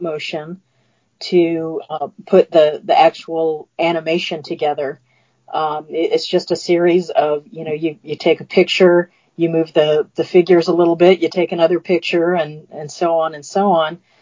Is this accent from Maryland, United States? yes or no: yes; just outside the Washington, D.C. area, Maryland, United States; now in Atlanta, United States; I grew up in Maryland, just outside the Washington, D.C. area